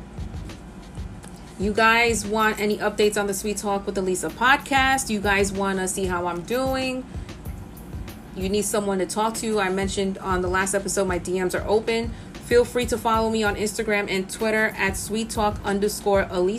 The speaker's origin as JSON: {"language": "English", "town": "New York City", "region": "New York", "country": "United States", "tie": "born or raised there", "said": "I'm from the Bronx, born and raised"}